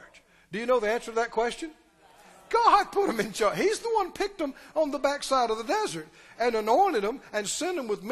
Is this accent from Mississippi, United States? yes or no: yes; Mississippi, United States; moved away; we're from Mississippi.